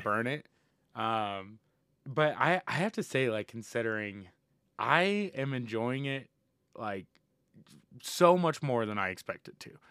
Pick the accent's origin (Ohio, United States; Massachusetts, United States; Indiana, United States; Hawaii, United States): Indiana, United States; moved away; my hometown back in Indiana